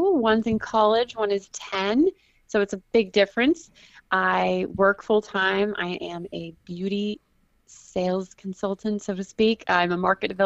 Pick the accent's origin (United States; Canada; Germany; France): United States; Houston, Texas; also born or lived in Dallas Fort Worth, Texas / New Jersey; I grew up mainly in Texas, in the Houston area, and then our family migrated to the Dallas Fort Worth area and have been there ever since